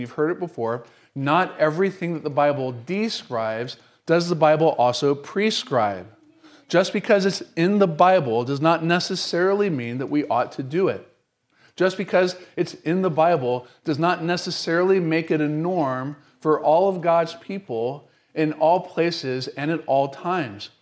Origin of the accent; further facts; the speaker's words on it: North Carolina, United States; moved away; also born or lived in Florida; I grew up in North Carolina